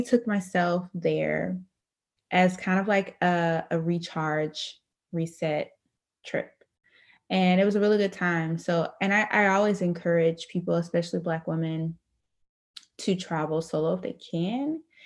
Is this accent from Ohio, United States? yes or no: yes; Dayton, Ohio, United States; now in Grand Rapids, United States; I am originally from Dayton, Ohio. Currently reside in Grand Rapids, Michigan